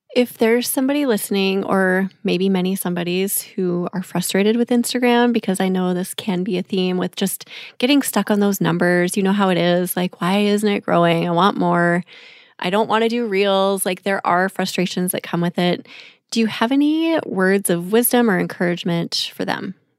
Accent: Minneapolis, Minnesota, United States; in a mansion in Minneapolis, Minnesota, my hometown

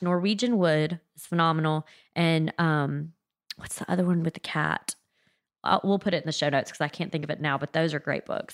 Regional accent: South Mississippi, United States; also born or lived in New Orleans; I'm from South Mississippi, pretty close to New Orleans

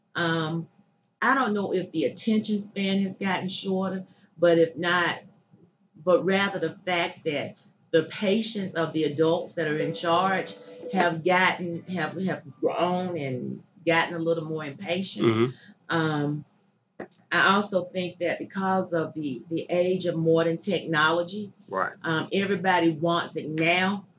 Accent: Chester, Pennsylvania, United States; I grew up here in Chester. Chester um, is home

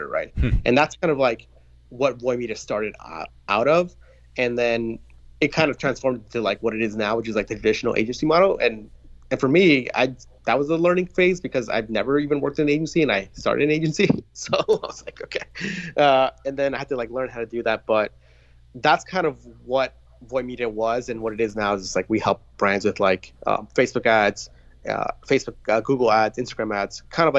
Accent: New York, United States; I grew up in New York

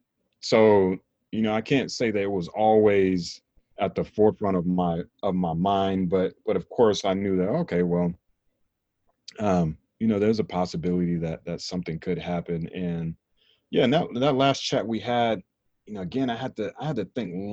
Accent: North Carolina, United States; growing up in North Carolina

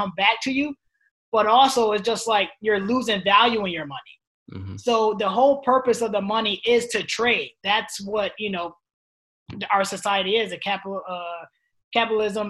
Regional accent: New York, United States; moved away; my home state, which is New York

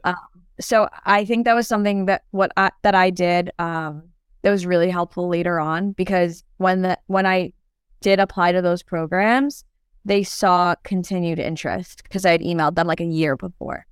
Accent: New York, United States; also born or lived in Turkey; I was actually born in Turkey, but I grew up in New York, so, um, I've been in New York for the past, like, twenty, twenty years now

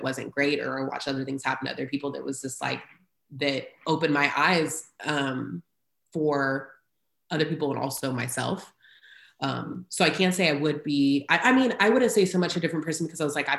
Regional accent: Houston, Texas, United States; also born or lived in Great Bend, Kansas; now in Austin, United States; I grew up in Houston, very diverse.

